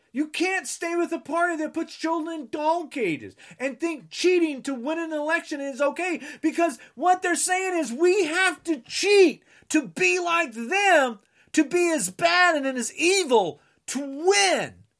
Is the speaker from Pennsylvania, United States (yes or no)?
no; New Jersey, United States; I'm from New Jersey